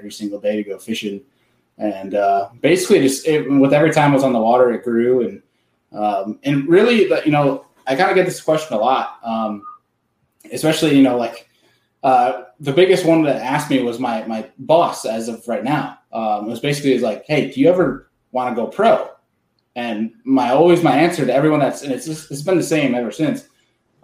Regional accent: near Rochester, New York, United States; I grew up no one's gonna know the town name, but for one that people might know is it's Rochester, New York

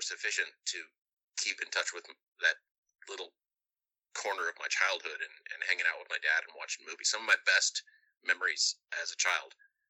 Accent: Indiana, United States; growing up in Indiana

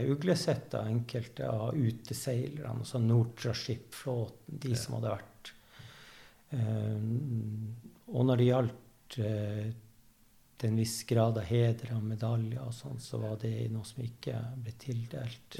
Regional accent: Evenes, Nordland, Norway; jeg er fra Evenes

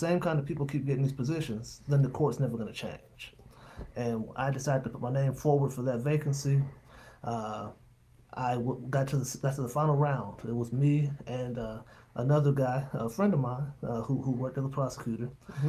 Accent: Flint, Michigan, United States; also born or lived in Dayton, Ohio / Oakland County, Michigan; I'm born and raised in the Flint area. Came down here back in 2000.

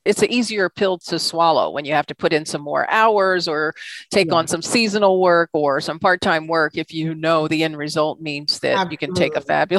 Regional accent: Washington, District of Columbia, United States; I would certainly agree with you on that, being born and raised in Washington, D.C., and now, as it's been dubbed, the DMV.

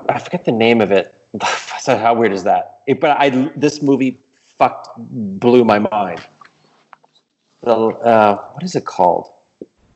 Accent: Montreal, Quebec, Canada; I'm from Montreal

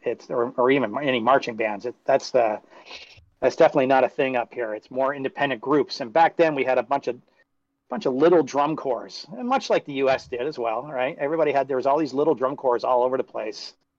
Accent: Canada; Being Canadian

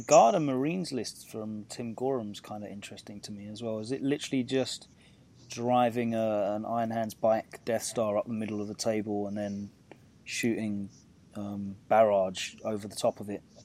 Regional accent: United Kingdom; as a Brit sort of viewing from afar

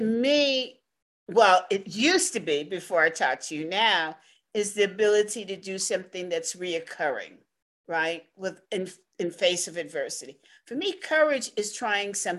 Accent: New York City, New York, United States; I'm from the Bronx also

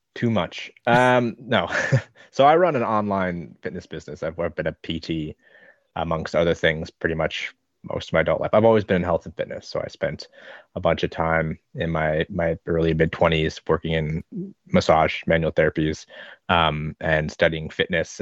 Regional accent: Nebraska, United States; moved away as an adult; also born or lived in Minnesota / Queensland / Victoria; now in Hobart, Australia; I grew up, spent my first twelve years in Nebraska and then another few years in Minnesota

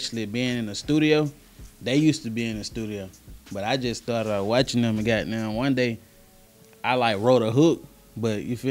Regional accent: East Point, Georgia, United States; also born or lived in College Park, Georgia / Hapeville, Georgia; growing up, I was born in South Fulton, you know, South Fulton, that's East Point Hospital. So I'm all the way from East Point

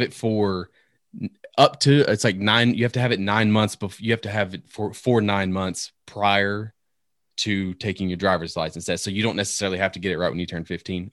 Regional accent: Northern Virginia, United States; moved away; also born or lived in Tennessee; I grew up in Northern Virginia

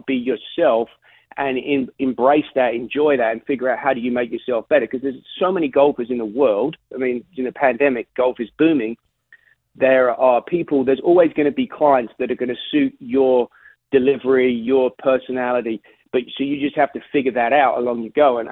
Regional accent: London, United Kingdom; moved away as an adult; now in United States

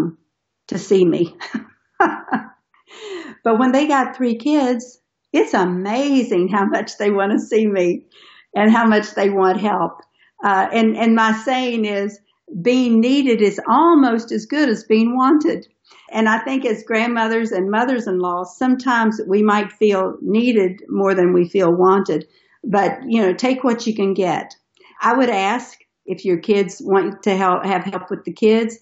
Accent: Tennessee, United States; We're from Tennessee, so we have guns in our house

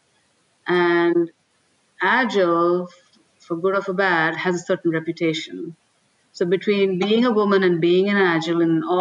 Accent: India; moved away; I'm an Indian, right? I come from India.

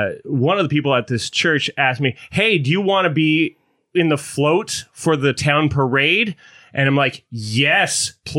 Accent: Manitoba, Canada; I'm from Manitoba. We don't have ocean there.

